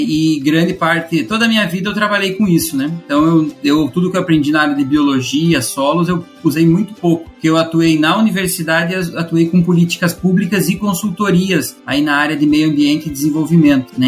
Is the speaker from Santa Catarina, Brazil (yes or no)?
yes; Videira, Santa Catarina, Brazil; sou natural de Videira, em Santa Catarina, fiz boa parte da, fiz toda a minha formação em Santa Catarina